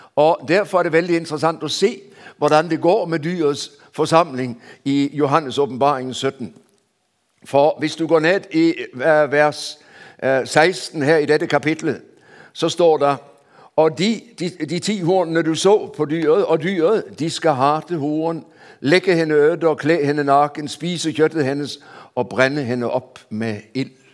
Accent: Denmark; Jeg ble født i Danmark før man innførte hastighetsbegrensning

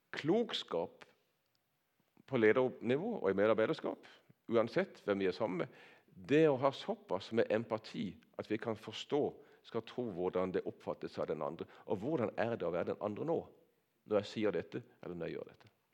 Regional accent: Nordland, ten km west of Kristiansand, Agder, Norway; jeg har vokst opp på bedehuset på Nordland, ei mil vest for her

